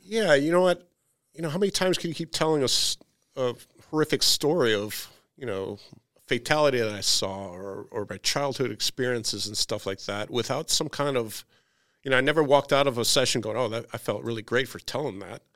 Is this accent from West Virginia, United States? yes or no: no; outside of Chicago, Illinois, United States; I grew up outside of Chicago